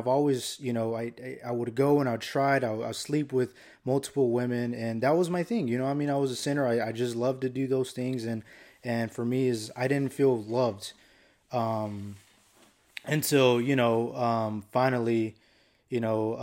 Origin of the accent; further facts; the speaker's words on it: Phoenix, Arizona, United States; I grew up here in Phoenix, Arizona